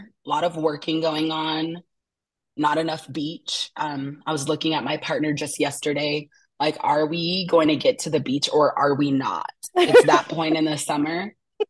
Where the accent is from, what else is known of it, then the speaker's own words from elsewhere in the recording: Asheville, North Carolina, United States; Today I am tuning in from stolen Uchi and Cherokee territories, also known as Asheville, North Carolina.